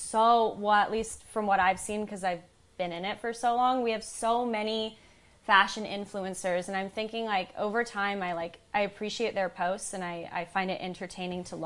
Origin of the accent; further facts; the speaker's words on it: United States; also born or lived in New York; I'm from the States